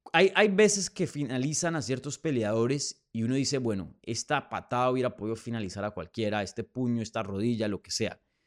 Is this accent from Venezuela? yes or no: no; Colombia; desde mi tierra. Saludos desde Bogotá, Colombia